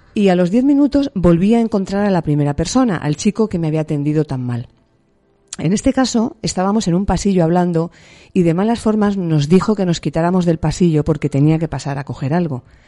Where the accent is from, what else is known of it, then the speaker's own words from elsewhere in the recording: Alicante, Valencian Community, Spain; moved away as an adult; now in Tenerife, Spain; yo soy alicanaria, porque nací en Alicante, soy valenciana, pero me vine con veintipocos años a las Islas Canarias